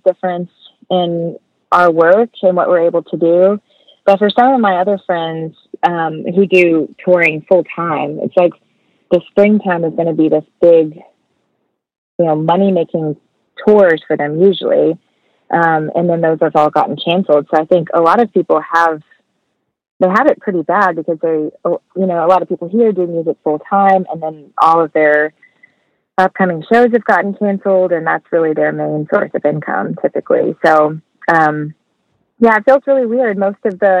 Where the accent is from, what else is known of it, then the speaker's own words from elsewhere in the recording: Hereford, Texas, United States; moved away as an adult; also born or lived in Amarillo; now in Nashville, United States; I moved to Amarillo from Hereford after I graduated